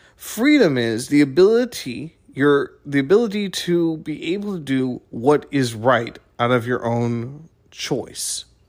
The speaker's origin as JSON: {"language": "English", "country": "United States", "said": "as an American"}